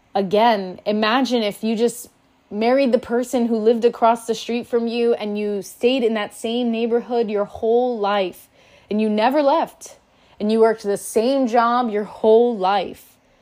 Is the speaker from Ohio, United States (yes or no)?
no; Miami, Florida, United States; I'm from Miami, Florida